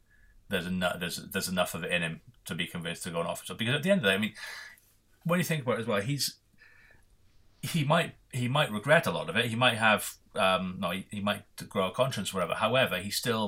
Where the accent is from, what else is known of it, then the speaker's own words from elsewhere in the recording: Welsh, Wales, United Kingdom; we are Welsh